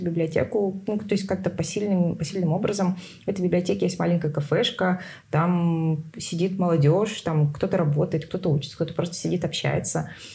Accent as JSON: {"language": "Russian", "region": "Tuva", "country": "Russia", "said": "Из Тувы"}